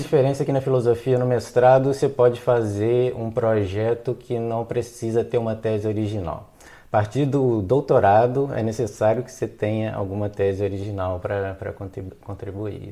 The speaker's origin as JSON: {"language": "Portuguese", "town": "Belo Horizonte", "region": "Minas Gerais", "country": "Brazil", "also_born_or_lived": "Belém, Brazil", "moved": "as an adult", "lives_now": "Germany", "said": "eu sou de Belo Horizonte, em Minas Gerais"}